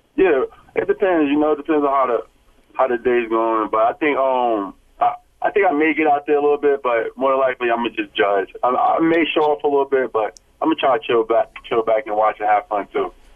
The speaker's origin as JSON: {"language": "English", "town": "Newark", "region": "New Jersey", "country": "United States", "tie": "born or raised there", "said": "I grew up in Jersey, Newark"}